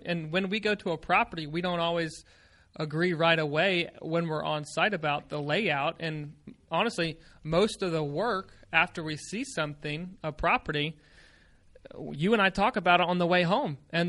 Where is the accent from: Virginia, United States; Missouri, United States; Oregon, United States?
Virginia, United States; I'm just from Virginia, which you always tend to make fun of, which I don't understand.